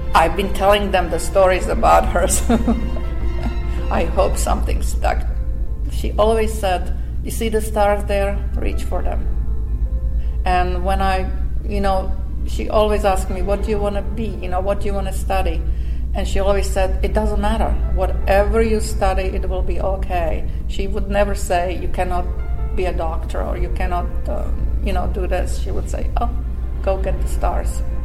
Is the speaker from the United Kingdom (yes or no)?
no; Slovakia; English is a second language; moved away as an adult; also born or lived in Montreal, Canada; now in United States; from a little Slovak country